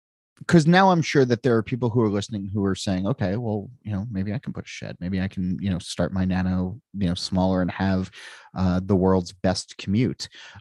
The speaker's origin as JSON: {"language": "English", "region": "New Jersey", "country": "United States", "said": "I'm from New Jersey"}